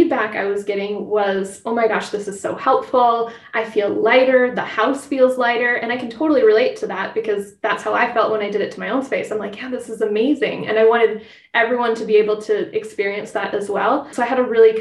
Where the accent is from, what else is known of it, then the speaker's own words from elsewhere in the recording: Twin Cities, Minnesota, United States; I grew up in the Twin Cities, just west of the Twin Cities